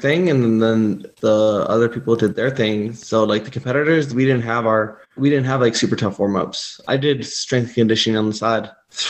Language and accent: English; Southern California, United States; moved away; I was born in Northern California, but most of my life I was in Southern California.